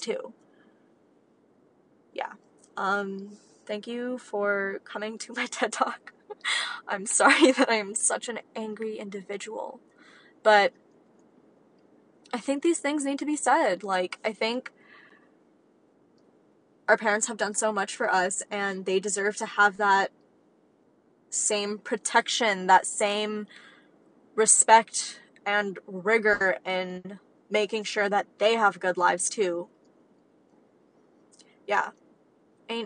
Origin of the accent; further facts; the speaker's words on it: United States; as American kids